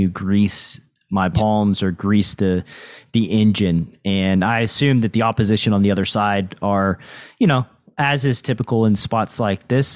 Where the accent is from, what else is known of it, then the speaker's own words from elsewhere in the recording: Tennessee, United States; I'm from Tennessee